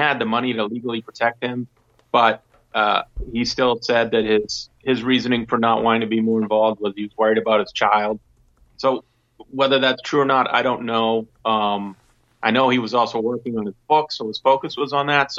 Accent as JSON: {"language": "English", "country": "United States", "said": "I'm an American first"}